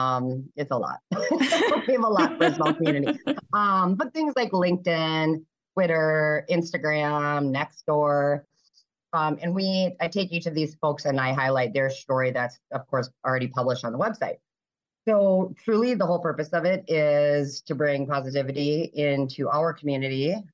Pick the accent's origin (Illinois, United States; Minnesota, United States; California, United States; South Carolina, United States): Minnesota, United States; Minneapolis–Saint Paul; also born or lived in Big Lake, Minnesota; I am born and raised in Minnesota, but okay. Not in this community necessarily. I live in Big Lake, obviously. But yeah, I was born in the cities long, long, long time ago. And my husband and I moved out this way 19 years ago and have been here ever since.